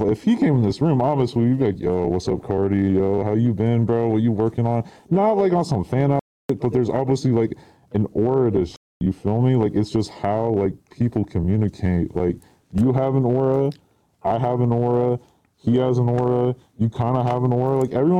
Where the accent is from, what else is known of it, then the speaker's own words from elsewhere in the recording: Idaho, United States; I'm from Idaho. No, dad's like born there too.